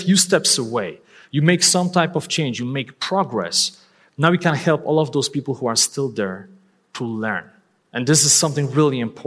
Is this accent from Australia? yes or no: no; Poland; English is a second language; moved away; I'm not a native English speaker. I'm originally from Poland.